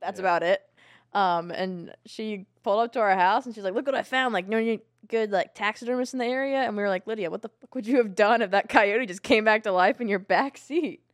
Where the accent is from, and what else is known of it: Virginia Beach, Virginia, United States; born or raised there; also born or lived in Atlanta, Georgia